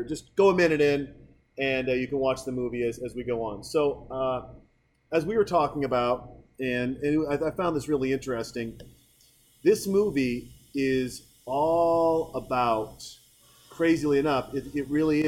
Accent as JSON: {"language": "English", "region": "Montana", "country": "United States", "tie": "born or raised there", "said": "growing up in Montana"}